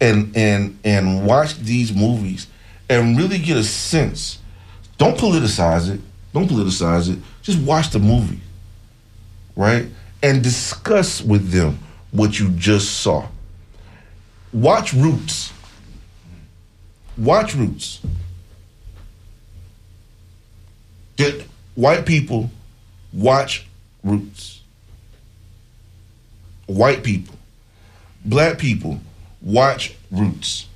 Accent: United States; I'm an American, right? I'm here in America

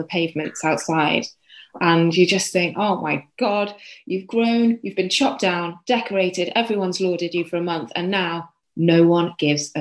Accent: London, United Kingdom; now in Sheffield, United Kingdom; I'm actually from London, so I'm not authentic Yorkshire.

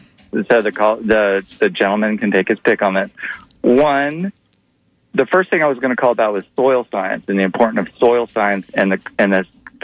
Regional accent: Iowa, United States; I'm from Iowa, so I don't have an accent.

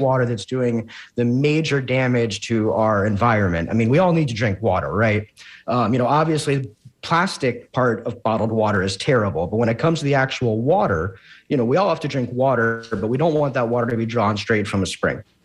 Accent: Jacksonville, Florida, United States; I'm a native Floridian, born and raised in Jacksonville

